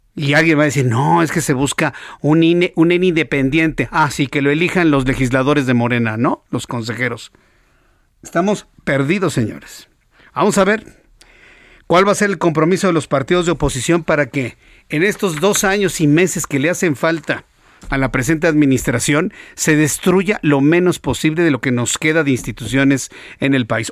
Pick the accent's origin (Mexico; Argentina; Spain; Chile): Mexico; somos millones los mexicanos